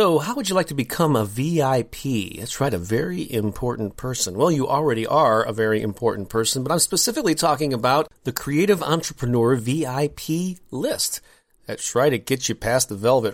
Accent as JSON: {"language": "English", "town": "St. Louis", "region": "Missouri", "country": "United States", "tie": "born or raised there", "said": "I'm born and raised in St. Louis, Missouri, which is where my home office is here"}